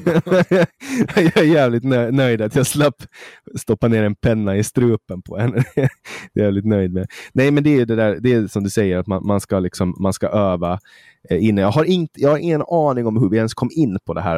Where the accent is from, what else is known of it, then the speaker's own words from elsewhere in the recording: Mariehamn, Åland, Åland Islands; det finns kollektivtrafik i Mariehamn där jag kommer ifrån